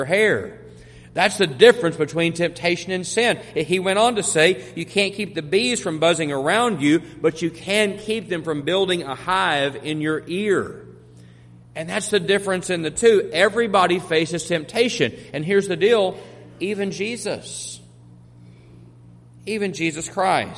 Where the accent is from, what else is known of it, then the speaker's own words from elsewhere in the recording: Monahans, Texas, United States; also born or lived in Jackson County, Texas; now in Corsicana, United States; I grew up in the oil fields of West Texas. We didn't know anything about hurricanes in Monahans, Texas